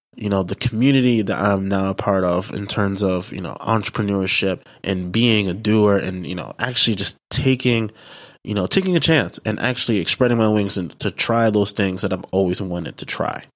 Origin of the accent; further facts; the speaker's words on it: New York City, New York, United States; also born or lived in Delaware; I am from the Bronx, New York, you know, from the Bronx borough, the best borough